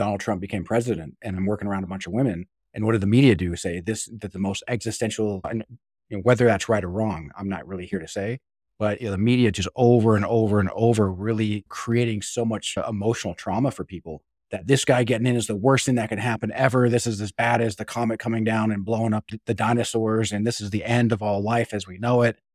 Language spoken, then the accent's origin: English; Utah, United States; I grew up in Utah